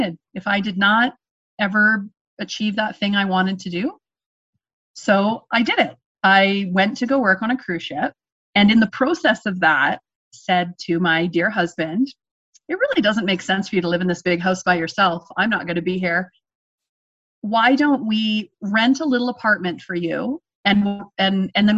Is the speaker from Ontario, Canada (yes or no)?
yes; Ontario, Canada; moved away as an adult; now in Canadian Rockies, Canada; I grew up in Ontario